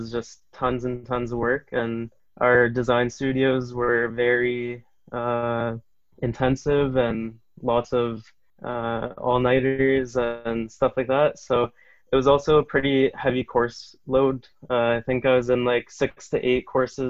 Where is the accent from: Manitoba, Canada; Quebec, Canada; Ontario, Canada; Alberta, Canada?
Ontario, Canada; Vaughan; also born or lived in Cambridge, Ontario; I'm originally from Vaughan, so just north of Toronto.